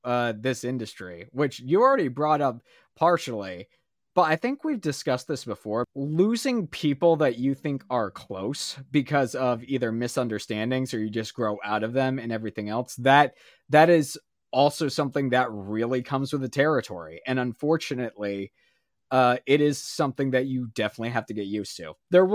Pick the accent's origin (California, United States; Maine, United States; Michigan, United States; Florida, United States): Maine, United States; I love everybody that I grew up in Maine